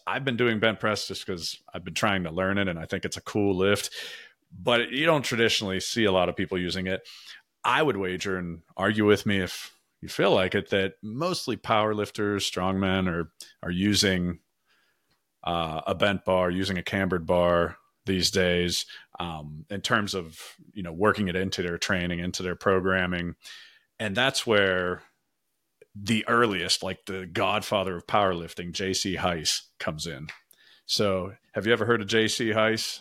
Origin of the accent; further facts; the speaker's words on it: Pittsburgh, Pennsylvania, United States; accent: Yinz / Pittsburgh; my Yinz or Pittsburgh accent